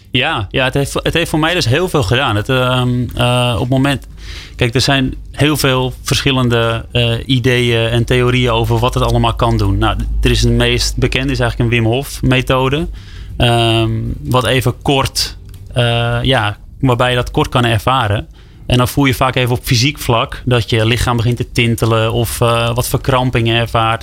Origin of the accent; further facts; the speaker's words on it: West Friesland, North Holland, Netherlands; Ik kom uit West-Friesland, ergens in eh, Noord-Holland.